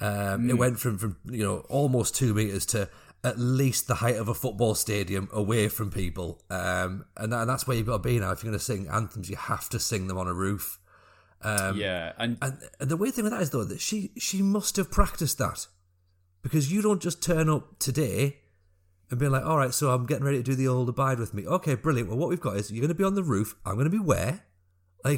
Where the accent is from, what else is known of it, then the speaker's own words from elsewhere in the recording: the north of England, United Kingdom; I'm from the north of England and I support Scotland.